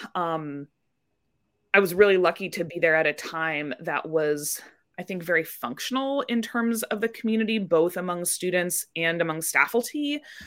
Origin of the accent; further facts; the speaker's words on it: Indianapolis, Indiana, United States; moved away as an adult; now in Gustavus, United States; I grew up in Indianapolis, Indiana